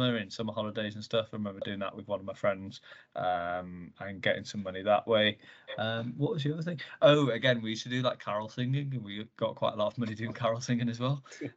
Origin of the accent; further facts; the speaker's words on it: Bath, South West England, United Kingdom; I'm an entrepreneur from Bath.